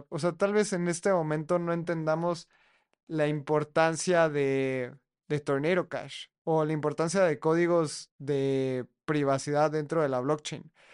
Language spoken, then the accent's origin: Spanish; Mexico; yo como mexicano que no hablo chino